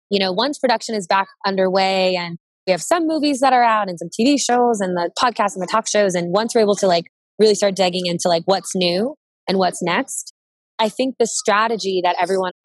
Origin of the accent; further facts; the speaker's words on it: Cincinnati, Ohio, United States; I'm from Cincinnati, Ohio